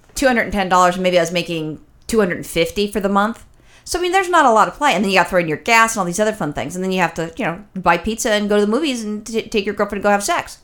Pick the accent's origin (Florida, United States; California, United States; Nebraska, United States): California, United States; Los Angeles; I'm born and raised in Los Angeles